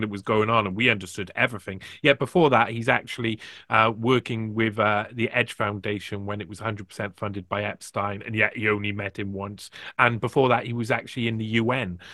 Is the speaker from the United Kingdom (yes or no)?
yes; United Kingdom; I'm from Britain